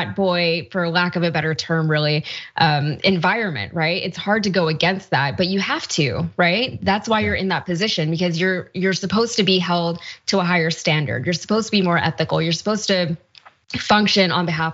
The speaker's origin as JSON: {"language": "English", "region": "Connecticut", "country": "United States", "tie": "born or raised there", "said": "The town I grew up in Connecticut"}